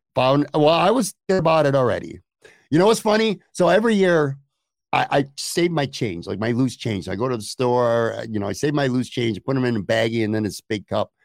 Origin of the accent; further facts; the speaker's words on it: Buffalo, New York, United States; also born or lived in Lackawanna / Orchard Park / Florida; now in West Seneca, United States; I grew up on the West Side